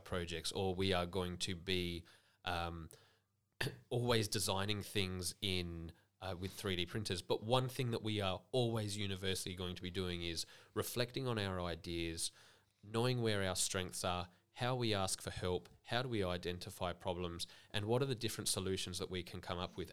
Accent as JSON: {"language": "English", "town": "Adelaide", "region": "South Australia", "country": "Australia", "tie": "born or raised there", "moved": "as an adult", "lives_now": "Millicent, Australia", "said": "I grew up in Adelaide"}